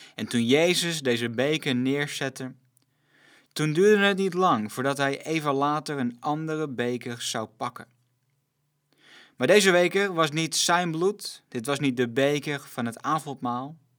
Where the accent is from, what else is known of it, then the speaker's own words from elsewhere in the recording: Netherlands; als Nederlanders